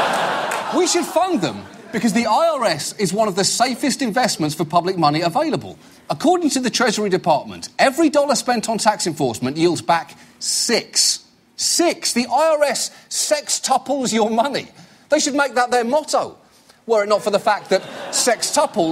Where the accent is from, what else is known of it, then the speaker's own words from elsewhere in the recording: United Kingdom; I'm British